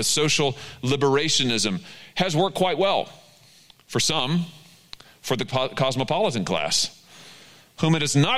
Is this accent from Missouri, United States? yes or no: yes; Middle Missouri, United States; small towns like the one where I grew up in Middle Missouri